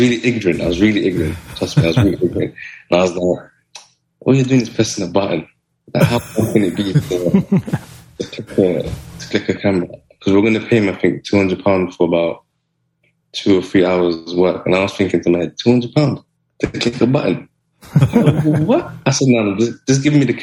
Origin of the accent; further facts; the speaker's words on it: London, United Kingdom; where I'm from, I grew up in South Kilburn, which is like a really rough neighborhood